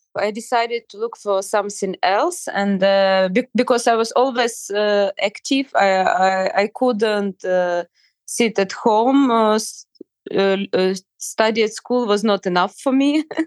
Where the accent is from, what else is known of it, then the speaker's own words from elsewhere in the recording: Ukraine; I'm from Ukraine